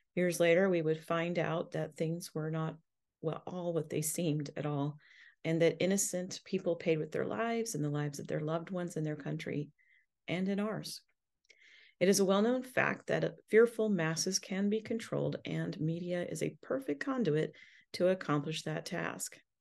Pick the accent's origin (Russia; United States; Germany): United States; as an American